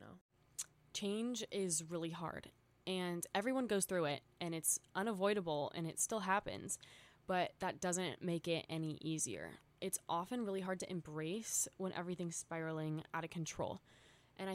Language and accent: English; an hour away from Los Angeles, California, United States; moved away as an adult; now in Los Angeles, United States; I just moved to Los Angeles, which isn't that much of a change geographically. It's an hour away from my hometown